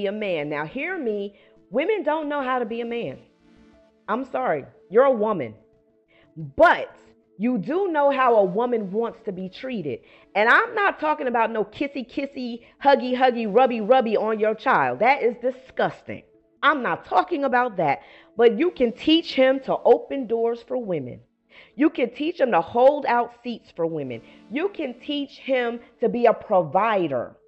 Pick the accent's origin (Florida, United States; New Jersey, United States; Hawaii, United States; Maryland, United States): New Jersey, United States; Paterson; moved away as an adult; now in Atlanta, United States; I come from Paterson, New Jersey